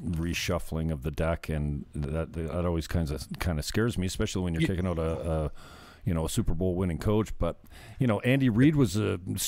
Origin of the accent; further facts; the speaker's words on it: Canada; as a Canadian boy